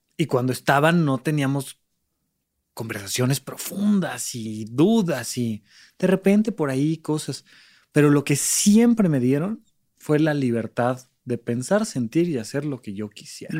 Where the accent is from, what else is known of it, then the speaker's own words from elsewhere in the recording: Almoloya de Juárez, State of Mexico, Mexico; moved away as an adult; also born or lived in Toluca; now in Mexico City, Mexico; crecí en Alboleoya de Juárez, un pequeño lugar del Estado de México